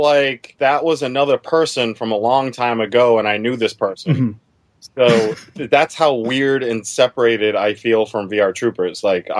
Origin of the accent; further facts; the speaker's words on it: Massachusetts, United States; also born or lived in Germany; Now, I grew up in Massachusetts originally. I also grew up in Germany, too. But in Massachusetts is where I mostly grew up.